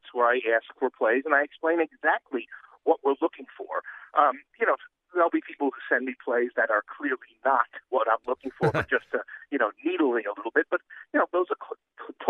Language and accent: English; New York City, New York, United States; I'm from New York City, if you haven't picked up my accent yet. And, in Queens, New York, going to high school